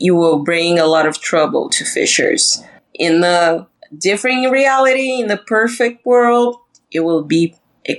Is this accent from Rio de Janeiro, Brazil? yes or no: no; Balneário Camboriú, Santa Catarina, Brazil; English is a second language; my city is known as the Brazilian Dubai because we have like the highest buildings in Latin America